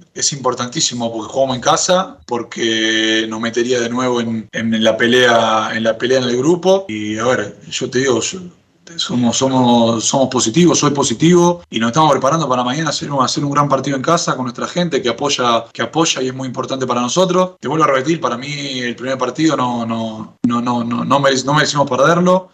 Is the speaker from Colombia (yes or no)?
no; Argentina; now in Chile; Yo soy argentino